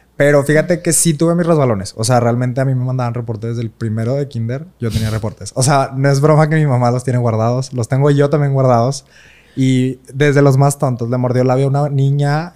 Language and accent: Spanish; Monterrey, Nuevo León, Mexico; yo nací aquí en Monterrey el, 5 de abril del 96.